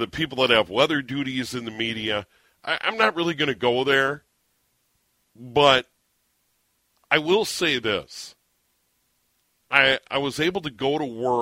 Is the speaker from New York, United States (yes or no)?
no; St. Paul, Minnesota, United States; also born or lived in Montevideo, Minnesota / Sioux Falls, South Dakota; I was born in St. Paul once upon a time, so I know all about it, familiar with it. I'm a local